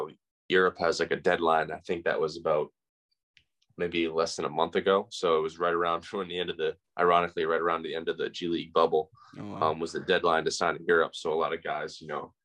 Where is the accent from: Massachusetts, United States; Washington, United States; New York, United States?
Massachusetts, United States; I was home in Massachusetts